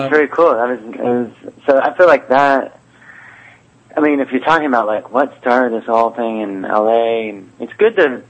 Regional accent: California, United States; moved away; also born or lived in New York; I'm from California originally

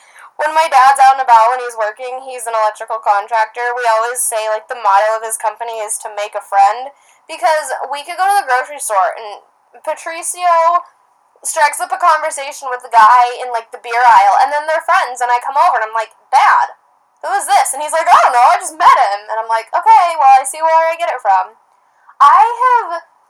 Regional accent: Idaho, United States; growing up in Idaho

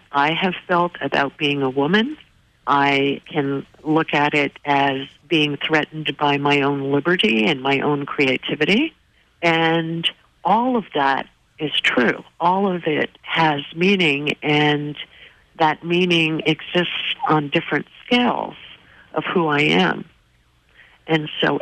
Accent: New Jersey, United States; When I was younger, I grew up in New Jersey

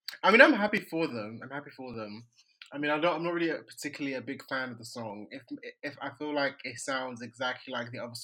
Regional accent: Nigeria; I'm Nigerian

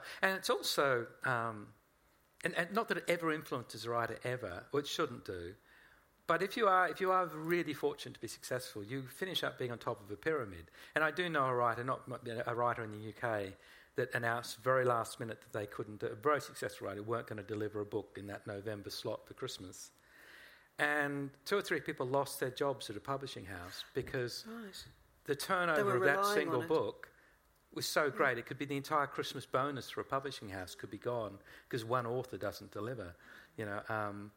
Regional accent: Australia; Even though I am Australian, and I love this country, it's where my children were born.

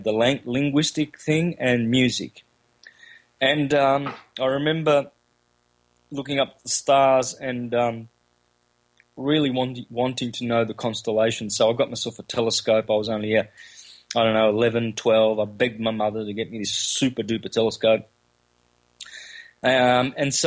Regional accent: country Victoria, Australia; first language Calabrian; Grew up in country Victoria, Australia, with Italian migrated parents from southern Italy

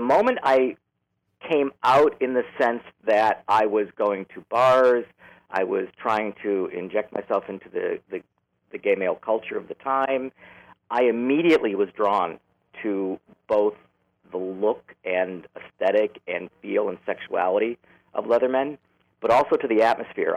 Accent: Chicago, Illinois, United States; also born or lived in Los Angeles; now in San Francisco, United States; I grew up in Chicago. I was born in the city, raised in the southern suburbs, and then at some point moved back into the city

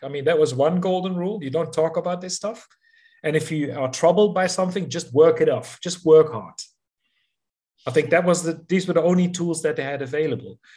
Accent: southern Netherlands, Netherlands; moved away as an adult; now in South Africa; 60s, uh, the south of the Netherlands, close to the German and Belgian border

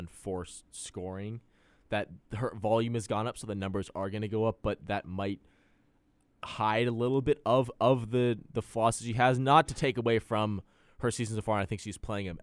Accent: San Francisco, California, United States; I'm from San Francisco

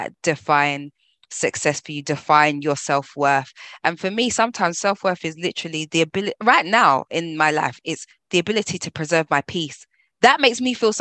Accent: London, United Kingdom; as a Londoner, living in London

